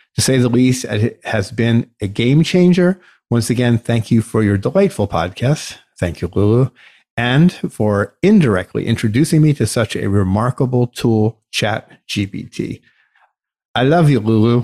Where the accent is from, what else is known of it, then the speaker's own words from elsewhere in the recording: United States; our rights as American